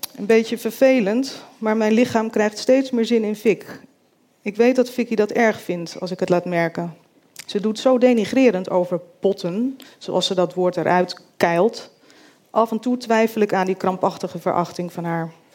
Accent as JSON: {"language": "Dutch", "town": "Groot-Ammers", "region": "South Holland", "country": "Netherlands", "tie": "born or raised there", "also_born_or_lived": "Rotterdam"}